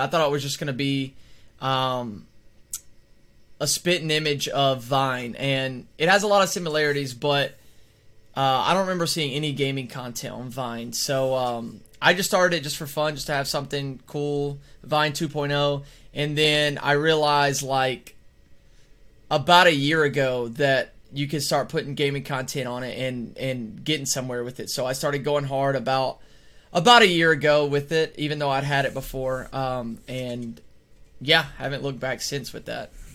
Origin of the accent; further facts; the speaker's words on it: Alabama, United States; I am from Alabama